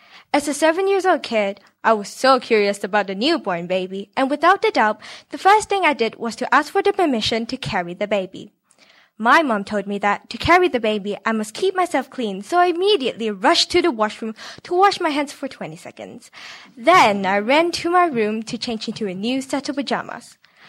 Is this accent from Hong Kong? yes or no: yes; Hong Kong; especially growing up in Hong Kong. People don't have the energy and space to have the second kid. I was also once the only child in my family